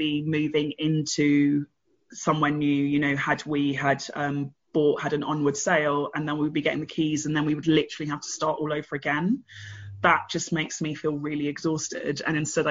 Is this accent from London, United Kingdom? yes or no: yes; London, United Kingdom; moved away as an adult; also born or lived in Bristol; now in Berlin, Germany; I left my family in South London. I'm from Battersea.